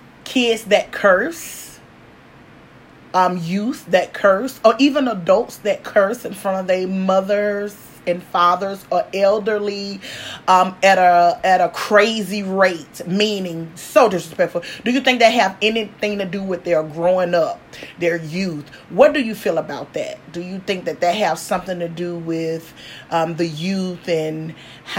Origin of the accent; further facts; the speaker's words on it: the South, United States; I'm from the South, so a lot of things sound different